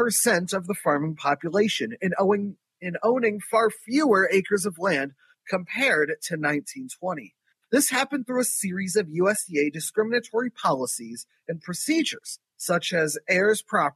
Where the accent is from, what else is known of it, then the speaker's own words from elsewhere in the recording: Philadelphia, Pennsylvania, United States; My hometown of Philadelphia, food justice activists and urban growers protest to save their farms and gardens